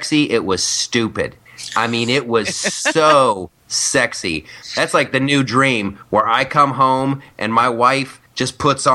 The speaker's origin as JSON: {"language": "English", "country": "United States", "said": "I'm American."}